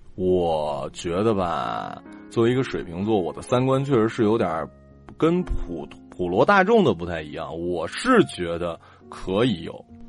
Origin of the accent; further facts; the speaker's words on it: Northeast China, China; 对于我们东北人，尤其是吉林省或者，呃，黑龙江省